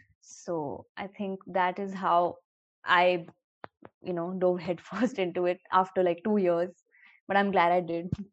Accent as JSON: {"language": "English", "town": "Lucknow", "region": "Uttar Pradesh", "country": "India", "also_born_or_lived": "Mumbai", "moved": "as an adult", "said": "I'm 23 years old and I'm from Lucknow"}